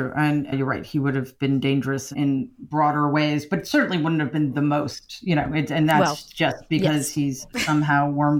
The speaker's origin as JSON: {"language": "English", "town": "Queens", "region": "New York", "country": "United States", "tie": "born or raised there", "said": "I grew up in Jamaica, Queens, which was a working class, lower middle class neighborhood"}